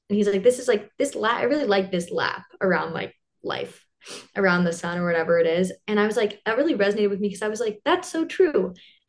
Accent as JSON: {"language": "English", "region": "New Jersey", "country": "United States"}